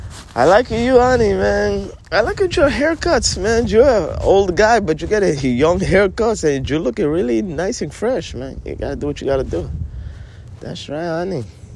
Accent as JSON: {"language": "English", "town": "Princeton", "region": "New Jersey", "country": "United States", "said": "I told you from the very beginning, I'm from Princeton, okay? Yeah, Princeton, New Jersey."}